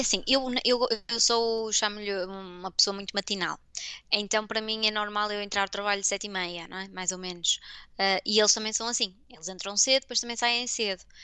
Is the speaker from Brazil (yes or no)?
no; Porto, Norte, Portugal; moved away as an adult; also born or lived in Denmark / United States / Belgium / England; now in Fribourg, Switzerland; eu sou do Porto